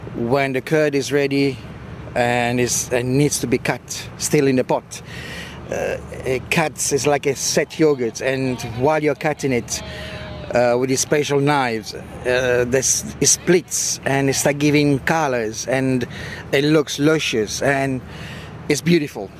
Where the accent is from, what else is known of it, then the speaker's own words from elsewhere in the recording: Apulia, Italy; moved away as an adult; also born or lived in England; now in South Africa; I love my hometown and I love uh, where I come from